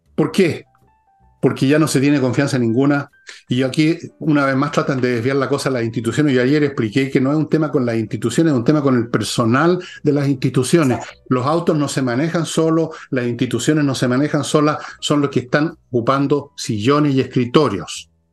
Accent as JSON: {"language": "Spanish", "country": "Chile", "said": "así somos los chilenos"}